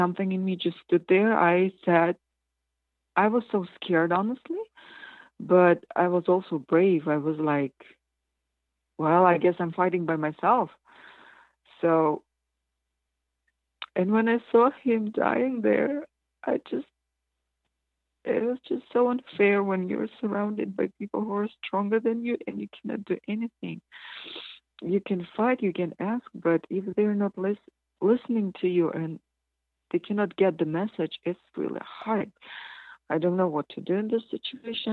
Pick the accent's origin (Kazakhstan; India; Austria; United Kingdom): Kazakhstan; moved away; When I was 7, I'm from Kazakhstan, but we were part of Soviet Union